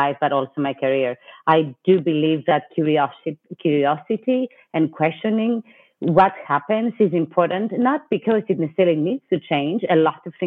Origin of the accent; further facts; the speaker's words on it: Greece; moved away as an adult; also born or lived in New York City, United States / Washington, D.C., United States; now in United States; I was born and raised in Greece, and I lived briefly as well in Europe, but I've spent most of my adult life in the U.S., in New York